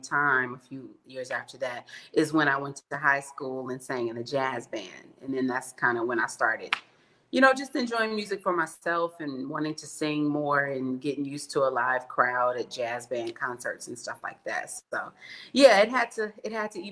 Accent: East St. Louis, Illinois, United States; now in Chicago, United States; I was born in East St. Louis, Illinois, and I now live in Chicago, Illinois.

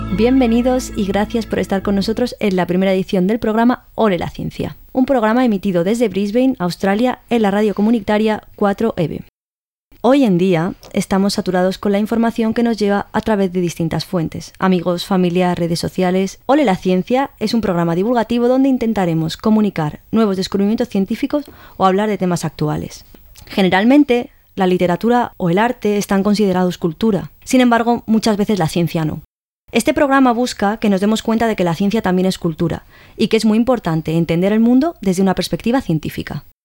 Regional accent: Madrid, Community of Madrid, Spain; soy de Madrid y tengo 29 años

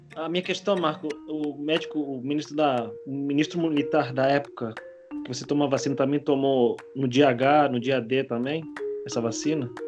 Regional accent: Spain; now in Brazil; eu, eu sou espanhol

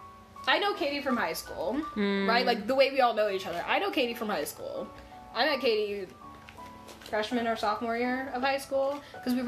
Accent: Colorado, United States; we're all from Colorado

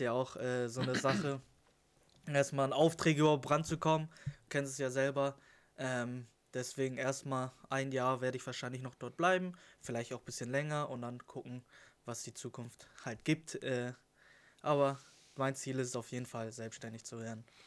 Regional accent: Lüneburg, Lower Saxony, Germany; 21 Jahre alt, komme aus dem schönen Lüneburg

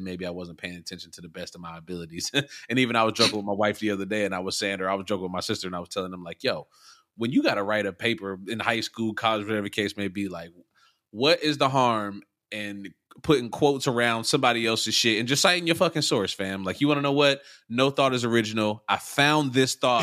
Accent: Youngstown, Ohio, United States; also born or lived in Columbus, Ohio; my hometown, Youngstown, Ohio

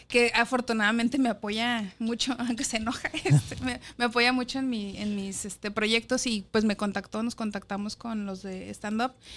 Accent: Guadalajara, Jalisco, Mexico; moved away as an adult; also born or lived in Mexico City; Chiquitita Guadalajara. Allá crecí, Ahí estudié en la universidad

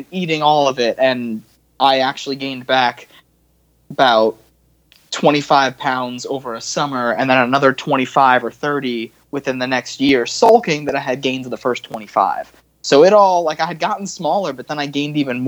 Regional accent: Long Island, New York, United States; also born or lived in Texas; now in South Carolina, United States; I grew up on Long Island

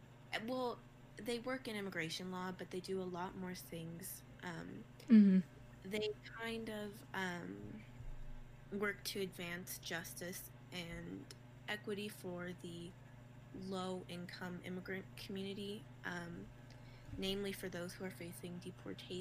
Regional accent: Albuquerque, New Mexico, United States; I am from Albuquerque, New Mexico. Well, I've lived here since I was seven. So I consider it my home.

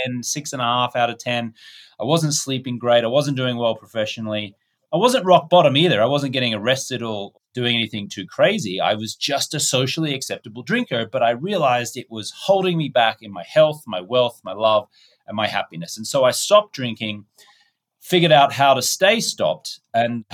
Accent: Australia; moved away; also born or lived in United States; I'm an Australian-American.

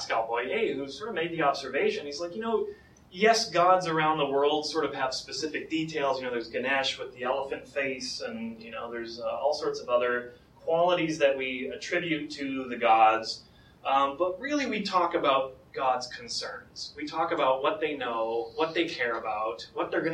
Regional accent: United States; I'm American

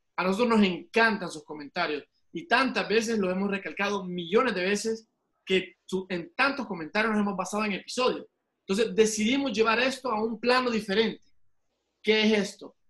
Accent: El Salvador; soy salvadoreño

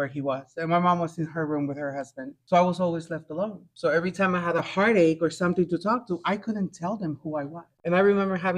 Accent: Guatemala; I was born in Guatemala.

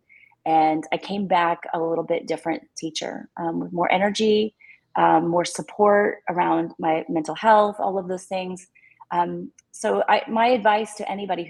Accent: Texas, United States; I'm a Texan

